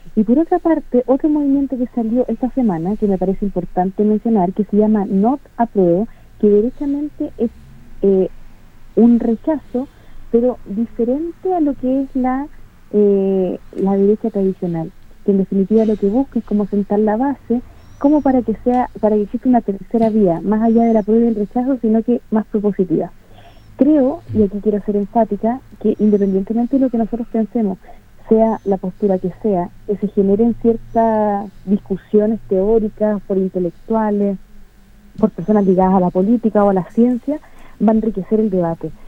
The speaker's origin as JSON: {"language": "Spanish", "country": "Chile", "said": "yo me siento identificado como yo como chileno"}